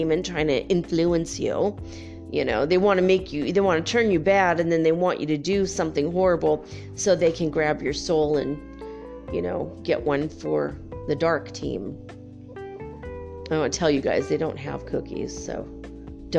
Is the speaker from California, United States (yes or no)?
yes; California, United States; moved away; also born or lived in North Dakota / Santa Barbara; I grew up in California and we all moved back east